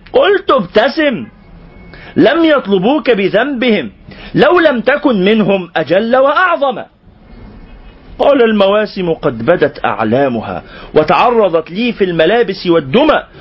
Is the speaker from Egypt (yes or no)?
yes; Egypt; إحنا برضو كمصريين